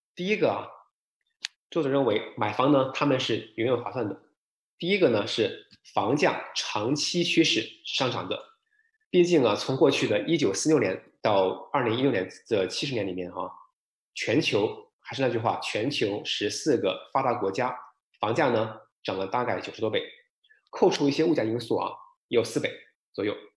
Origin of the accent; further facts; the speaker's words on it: Shenzhen, Guangdong, China; now in Vancouver, Canada; 我深圳人嘛